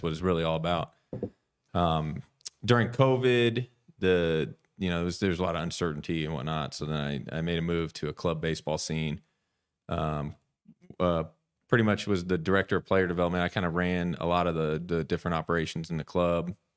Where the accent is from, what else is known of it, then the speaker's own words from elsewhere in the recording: California, United States; moved away as an adult; also born or lived in New Mexico / St. Joseph, Missouri; I grew up in California, so I played baseball in California